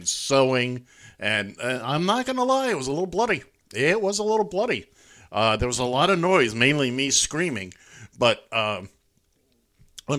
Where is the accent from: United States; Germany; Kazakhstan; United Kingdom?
United States; New York City, New York; I grew up in Midtown Manhattan